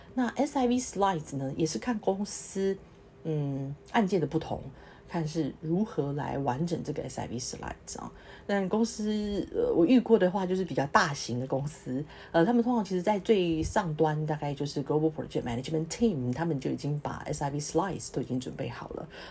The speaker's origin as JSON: {"language": "Chinese", "country": "Taiwan", "moved": "as an adult", "lives_now": "Singapore", "said": "我从台湾来的"}